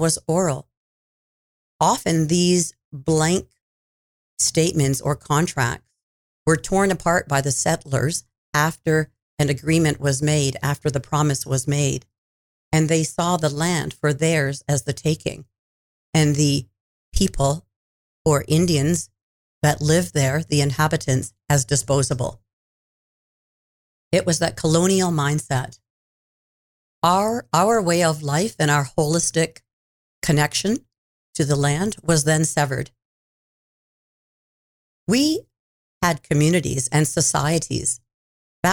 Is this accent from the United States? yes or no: no; Six Nations of the Grand River Reserve, Ontario, Canada; I grew up on the Six Nations Reserve, which is called the Six Nations of the Grand